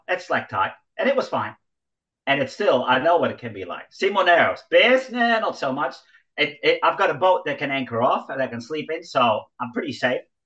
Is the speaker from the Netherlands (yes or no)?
yes; Netherlands; moved away; growing up in Holland, you cycle everywhere